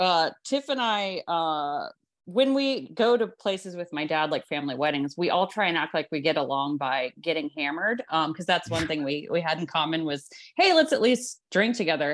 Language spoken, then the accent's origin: English; Columbus, Ohio, United States; moved away; also born or lived in Chicago; We are from Ohio, the beautiful, beautiful Columbus, Ohio.